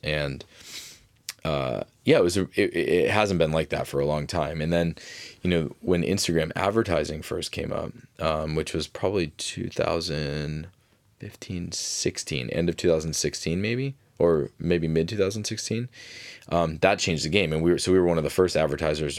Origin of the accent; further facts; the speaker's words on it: Fitchburg, Massachusetts, United States; I grew up in Fitchburg, Massachusetts